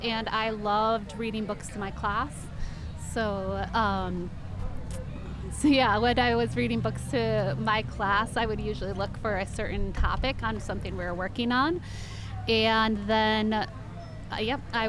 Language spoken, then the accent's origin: English; Portland, Oregon, United States; I am from Portland, Oregon, and I'm writing children's books